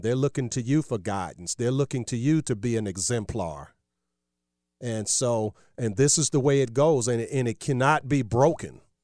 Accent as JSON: {"language": "English", "region": "Virginia", "country": "United States", "said": "my home state of, uh, Virginia"}